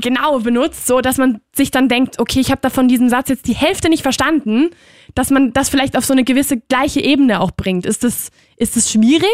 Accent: Spain; moved away; ich bin halt aus Spanien

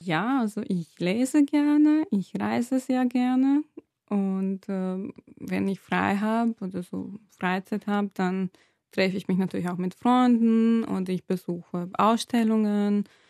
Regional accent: Serbia; moved away as an adult; now in Vienna, Austria; ich komme aus Serbien, bin dort aufgewachsen und bin mit 19, ja, glaube ich, mit 19 nach Wien gezogen, um zu studieren

